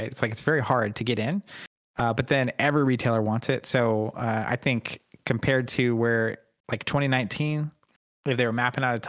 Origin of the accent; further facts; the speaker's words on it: Oklahoma, United States; I grew up in Oklahoma, so Bible belts, and grew up going to church